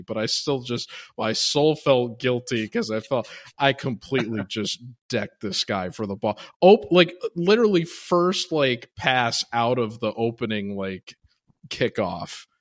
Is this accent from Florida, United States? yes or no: no; Chicago, Illinois, United States; now in Miami, United States; I grew up in Chicago